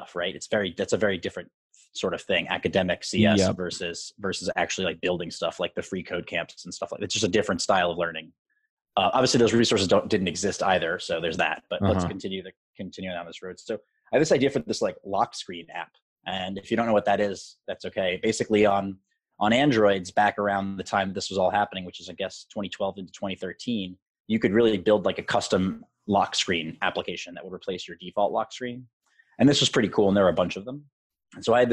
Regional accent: New York City, New York, United States; I am born and raised in Manhattan

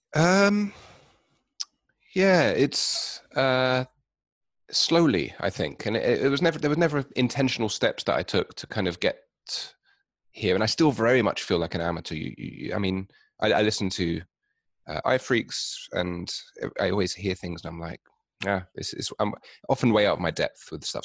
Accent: London, United Kingdom; I'm from London, in England

